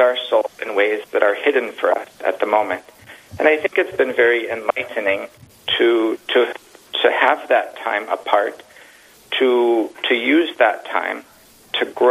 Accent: North Dakota, United States; moved away as an adult; now in Mankato, United States; I grew up in North Dakota

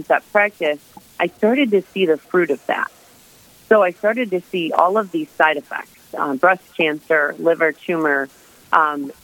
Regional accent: Michigan, United States; I am originally from Michigan

